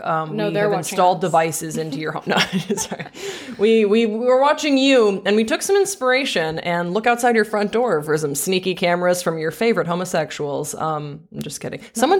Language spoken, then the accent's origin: English; Belgium; I grew up overseas. So I grew up in Belgium. So both of these are kind of novelties to me.